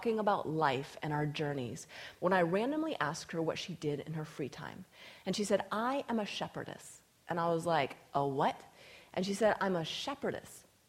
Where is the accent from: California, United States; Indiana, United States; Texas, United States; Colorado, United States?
Colorado, United States; also born or lived in Alaska; I was living in my home state of Colorado